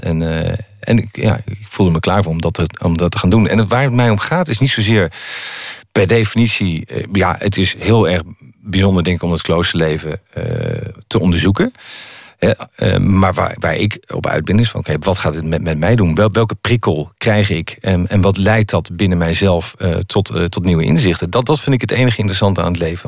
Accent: Netherlands; als Nederlander

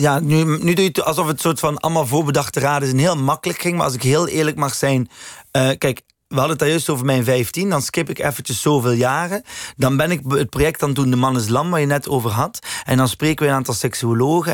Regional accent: West Flanders, Belgium; moved away; also born or lived in Leuven; West-Vlaanderen waar ik vandaan kom

